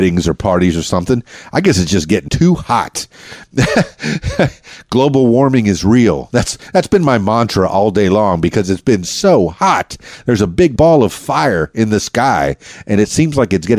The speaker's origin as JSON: {"language": "English", "town": "Miami", "region": "Florida", "country": "United States", "tie": "born or raised there", "moved": "as an adult", "lives_now": "Arkansas, United States", "said": "born and raised in Miami"}